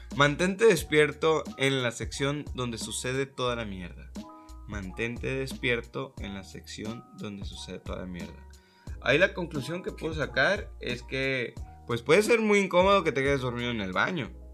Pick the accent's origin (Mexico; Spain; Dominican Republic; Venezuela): Mexico; nosotros, como mexicanos